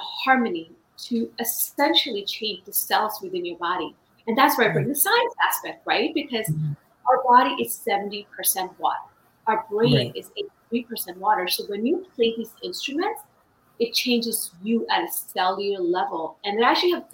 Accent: India; now in United States; I was born in India. I've been in the United States for over 28 years

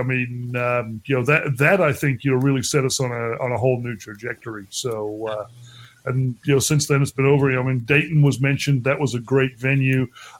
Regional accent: Australia; moved away as an adult; now in United States; I grew up in Australia. I, you know, lived all over the place, but was basically based in Australia until 2004.

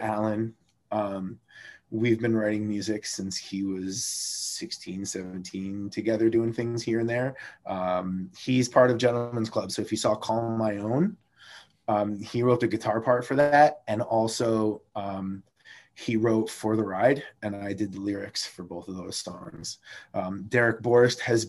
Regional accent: Amsterdam, New York, United States; I'm from Amsterdam

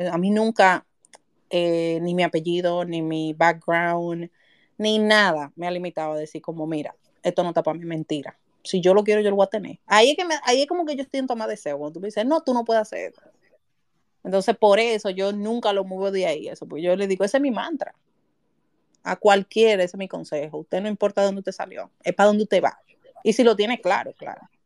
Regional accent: Santo Domingo, Distrito Nacional, Dominican Republic; Yo nací en el barrio La Ciénaga, de, por ahí por donde está la Marina de Guerra, en un patio, donde yo recuerdo que era un baño para como 14 familias

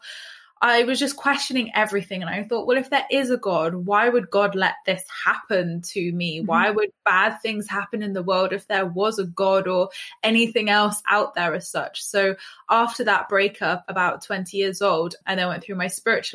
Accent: England, United Kingdom; as English people, we are very kind of like judgy

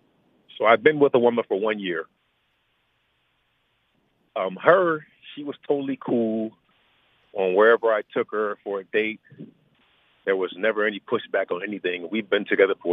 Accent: Ohio, United States; moved away as an adult; now in Los Angeles, United States; I grew up in Ohio

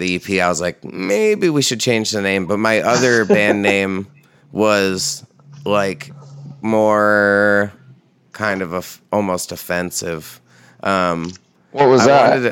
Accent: New York, United States; me and my friends that I grew up with in New York

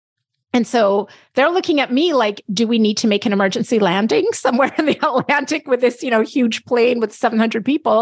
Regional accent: Jamaica; I'm very proud to talk about as a Jamaican

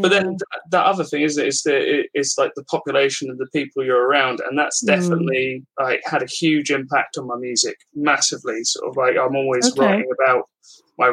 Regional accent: Milton Keynes, South East England, United Kingdom; I'm from Milton Keynes

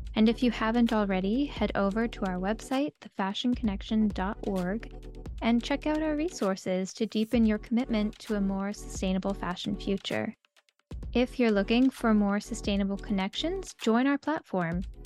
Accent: South Florida, United States; I grew up in South Florida

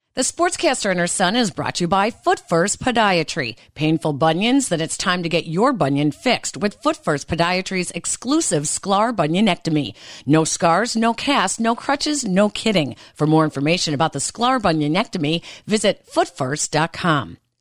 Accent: United States; being an American

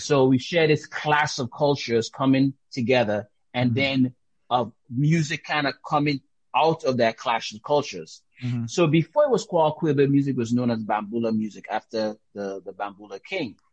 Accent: U.S. Virgin Islands; accent: Caribbean; also born or lived in Dominica; now in United States; Grew up in St. Thomas

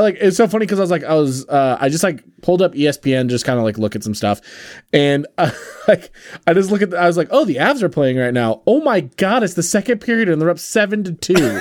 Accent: Pacific Northwest, United States; Growing up in the Pacific Northwest

